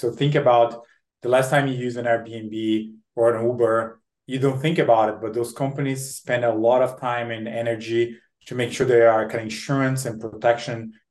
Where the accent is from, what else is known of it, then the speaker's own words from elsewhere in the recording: Brazil; moved away as an adult; now in United States; I'm born and raised in Brazil. I came to the US to study, do my MBA at a Harvard Business School.